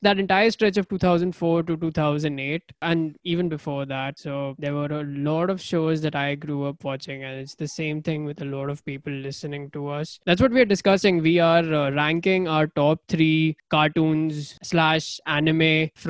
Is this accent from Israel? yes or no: no; India; Born and raised in India